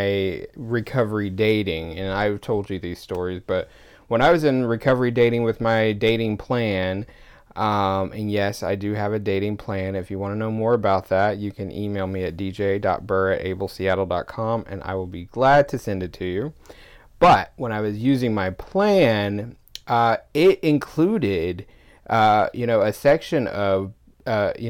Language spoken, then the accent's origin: English; Georgia, United States; now in Seattle, United States; when I go back to Georgia